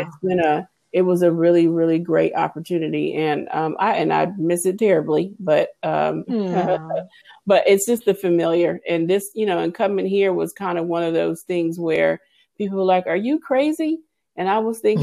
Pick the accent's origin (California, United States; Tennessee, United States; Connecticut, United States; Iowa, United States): California, United States; Pasadena; moved away as an adult; also born or lived in Los Angeles, California / Dallas, Texas; I actually grew up in California. I'm actually from Pasadena, California. I born in LA, but I actually did live away in Texas for 23 years